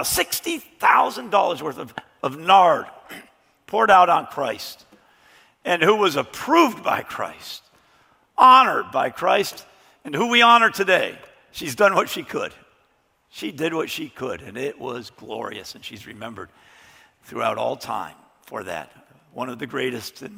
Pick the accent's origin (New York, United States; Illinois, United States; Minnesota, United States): Illinois, United States; Chicago; I was growing up in Chicago